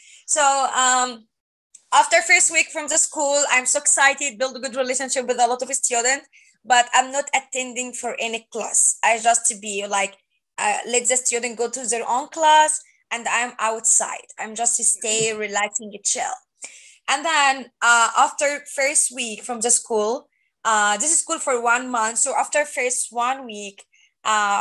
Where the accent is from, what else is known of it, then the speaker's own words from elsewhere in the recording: Egypt; English is a second language; moved away as an adult; now in United States; I'm from Egypt and I'm born in Christian family. In Egypt, we're born with Muslim religions or Christian religions